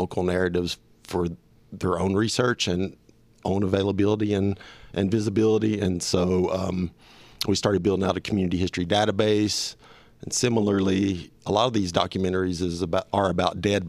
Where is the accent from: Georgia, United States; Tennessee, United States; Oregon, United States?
Tennessee, United States; Morristown; now in Knoxville, United States; I'm from Morristown, Tennessee, which is east of here